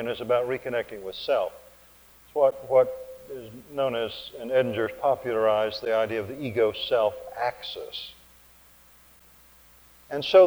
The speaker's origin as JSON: {"language": "English", "region": "Oklahoma", "country": "United States", "accent": "Oklahoma", "said": "my Oklahoma accent"}